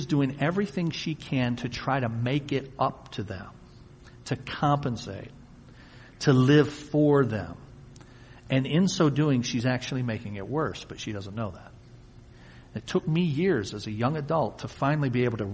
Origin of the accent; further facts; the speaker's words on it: Wyandotte, Michigan, United States; also born or lived in Tennessee; I was born in Wyandotte in 1962. I'm 54. And then when I was an infant toddler, I'm told we moved to Tennessee. And my younger brother was born there in 1964. But then shortly thereafter, we came back here. So for all the years I can remember, in kindergarten all the way up, I've lived here